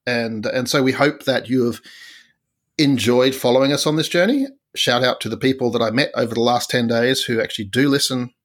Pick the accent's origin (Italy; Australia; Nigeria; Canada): Australia; as an Australian